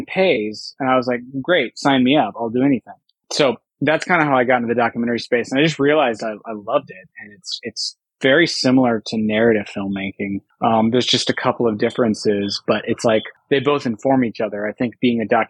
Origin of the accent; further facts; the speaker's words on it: Texas, United States; I grew up in Texas, and as a child of the 80s and 90s